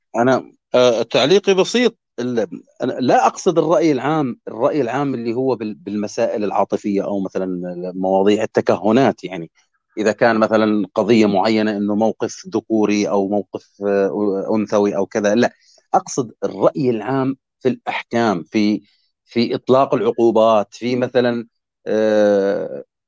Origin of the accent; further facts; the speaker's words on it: Jordan; بلدنا الاردن